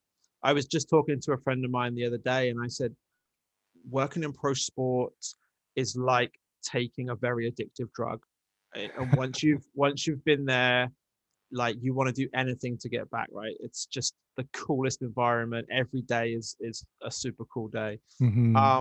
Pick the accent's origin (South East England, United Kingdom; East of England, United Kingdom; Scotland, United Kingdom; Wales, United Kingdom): East of England, United Kingdom; Peterborough; now in Birmingham, United Kingdom; Peterborough, which is my hometown